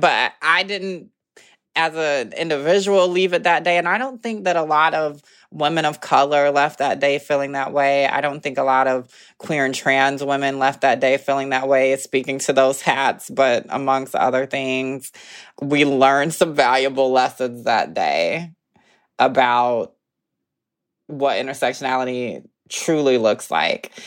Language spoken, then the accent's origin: English; the South, United States; moved away as an adult; now in Brooklyn, United States; being Southern